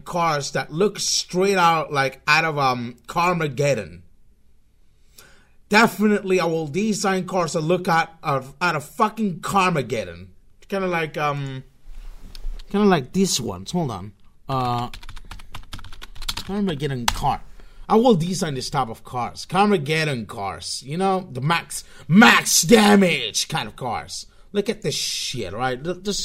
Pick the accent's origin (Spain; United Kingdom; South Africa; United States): Spain; I'm from Spain, in case you're really uncomfortable with my kind of weird accent